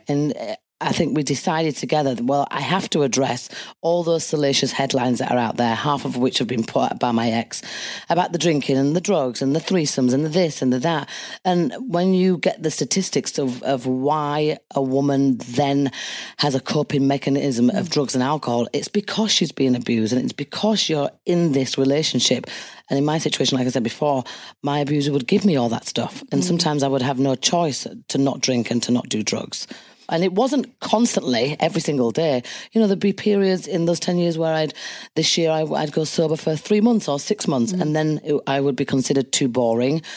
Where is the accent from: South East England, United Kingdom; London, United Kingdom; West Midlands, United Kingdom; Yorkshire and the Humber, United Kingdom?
Yorkshire and the Humber, United Kingdom; Leeds; my hometown Leeds